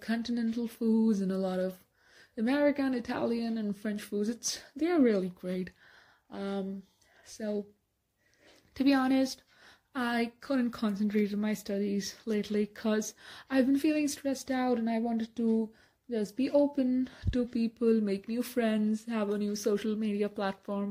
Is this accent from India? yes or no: yes; India; I'm from India